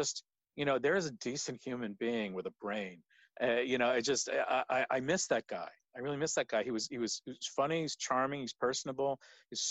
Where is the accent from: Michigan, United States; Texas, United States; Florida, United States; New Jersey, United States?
New Jersey, United States; Monmouth County; moved away; I grew up in New Jersey, about an hour southwest of New York City in Monmouth County.